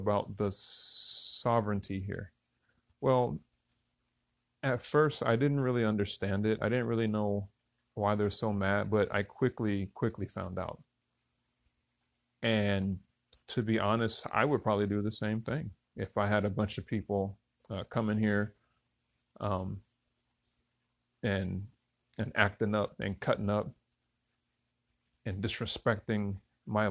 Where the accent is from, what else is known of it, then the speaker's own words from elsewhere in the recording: Newton, Kansas, United States; now in Hawaii, United States; I was born in Newton, Kansas, of all places, in smack in the middle of the United States country